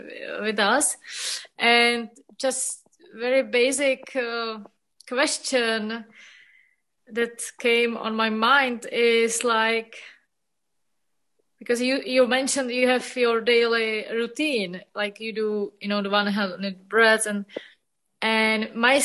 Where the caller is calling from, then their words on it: Prague, Czechia; Hello, I'm calling from Prague.